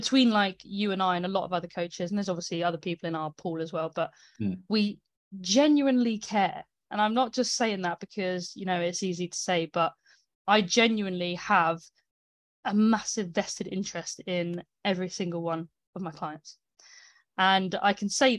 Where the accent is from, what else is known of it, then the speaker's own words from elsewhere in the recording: United Kingdom; I'm British